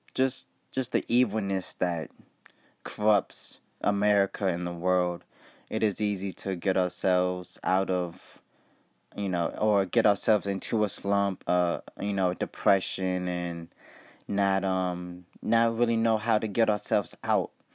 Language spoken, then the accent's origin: English; Ohio, United States; I'm from Ohio